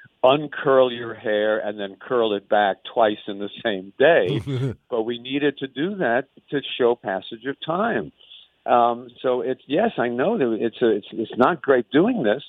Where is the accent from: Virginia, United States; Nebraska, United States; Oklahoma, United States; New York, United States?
New York, United States; New York City; now in California, United States; at 712 Hendricks Street in the East New York section of Brooklyn